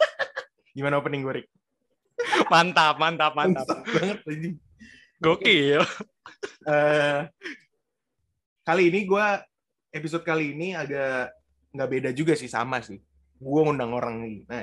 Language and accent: Indonesian; Jakarta, Indonesia; born there; gue lahir di Jakarta 2002